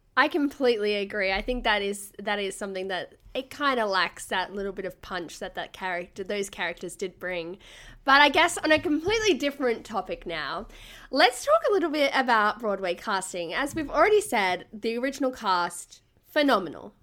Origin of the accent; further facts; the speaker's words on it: Gold Coast, Queensland, Australia; I'm from the Gold Coast and I used to be a state level swimmer